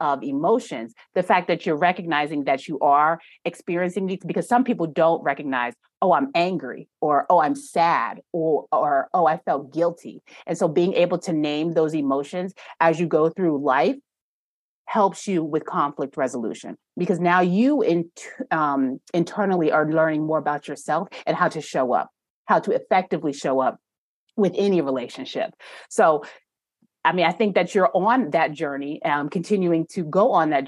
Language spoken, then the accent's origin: English; New York, United States; now in North Carolina, United States; I'm from New York, and the way that when I came down to North Carolina